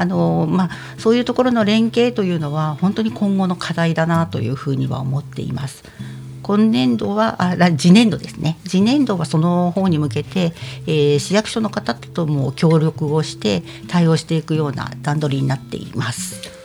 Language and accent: Japanese; Odawara, Kanagawa, Japan; 私は実は小田原生まれ、小田原育ちなので